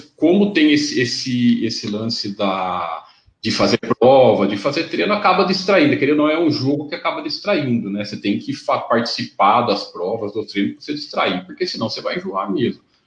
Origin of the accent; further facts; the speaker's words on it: interior of São Paulo, Brazil; Eu sou aqui do, do, do interior de São Paulo